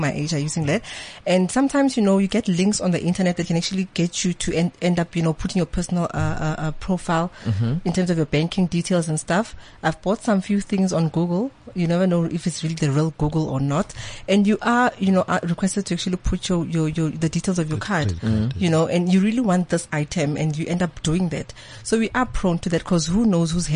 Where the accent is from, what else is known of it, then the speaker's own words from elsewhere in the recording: Geluksdal, East Rand, Gauteng, South Africa; I'm from Gelreksdal in the East Rand